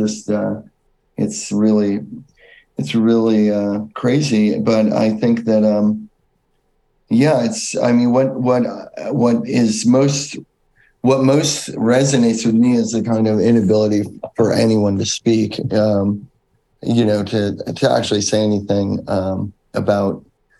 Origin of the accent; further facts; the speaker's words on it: United States; growing up in America